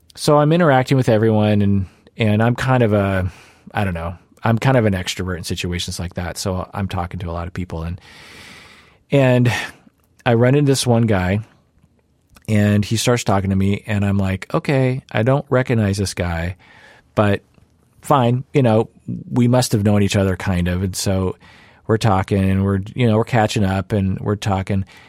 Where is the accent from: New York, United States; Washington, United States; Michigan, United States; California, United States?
Washington, United States; Sammamish; in the suburbs of Seattle, where I grew up in Sammamish.